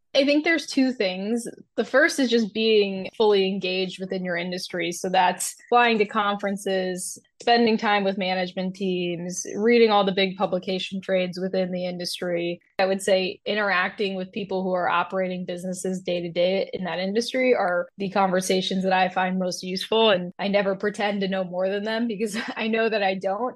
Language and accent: English; Fort Lauderdale, Florida, United States; moved away; my hometown in Fort Lauderdale